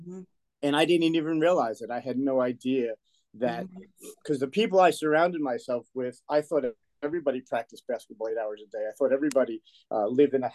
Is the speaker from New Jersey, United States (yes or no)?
yes; Woodbridge, New Jersey, United States; I grew up in Woodbridge, New Jersey. We grew up in a little town, a section of Woodbridge called Colonia